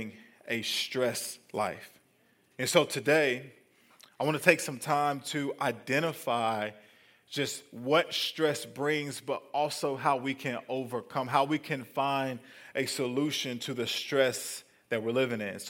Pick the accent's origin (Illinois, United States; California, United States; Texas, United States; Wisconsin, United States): Texas, United States; El Paso; now in Huntsville, United States; I grew up in Texas, but, you know, it was El Paso